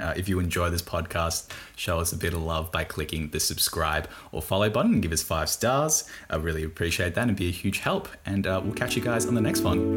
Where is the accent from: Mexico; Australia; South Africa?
Australia; accent: thick Bogan; I'm from Australia. Like I have a thick, pretty Bogan accent